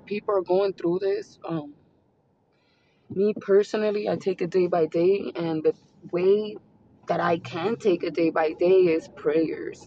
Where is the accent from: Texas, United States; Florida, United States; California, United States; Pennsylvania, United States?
Pennsylvania, United States; my sister, older sister that came from New York City, we are from Pennsylvania.